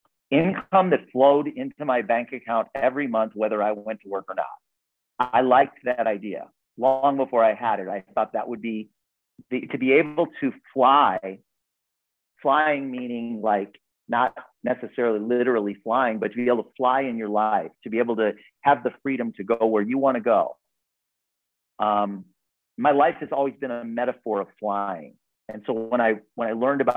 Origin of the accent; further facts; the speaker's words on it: Park Forest, Illinois, United States; I grew up in a lower middle income family in the south suburbs of Chicago